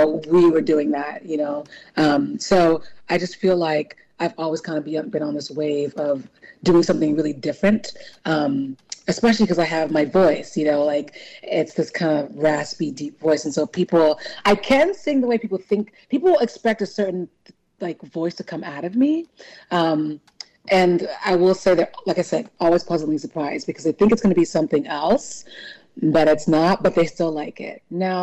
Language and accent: English; California, United States; born there; I'm Nigerian. I mean, I was born in California, but my parents are Nigerian.